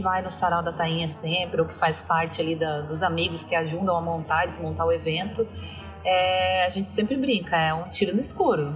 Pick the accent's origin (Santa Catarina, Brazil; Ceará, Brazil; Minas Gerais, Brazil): Santa Catarina, Brazil; Balneário Camboriú; moved away as an adult; also born or lived in São Paulo; eu sou de Balneário Camboriú